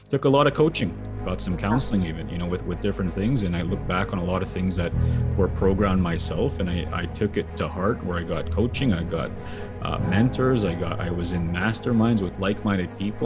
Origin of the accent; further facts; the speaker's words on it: Sweetgrass First Nation, Saskatchewan, Canada; growing up in Sweetgrass